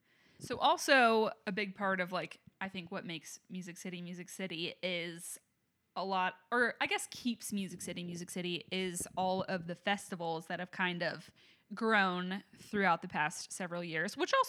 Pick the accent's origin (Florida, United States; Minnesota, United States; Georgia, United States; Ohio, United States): Georgia, United States; Atlanta; Because, like, I'm from Atlanta, and I don't even feel like Atlanta has many mid-tier venues.